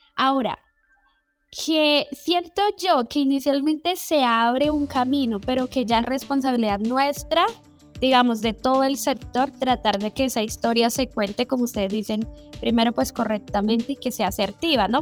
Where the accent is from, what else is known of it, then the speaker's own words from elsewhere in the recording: Colombia; yo que soy colombiano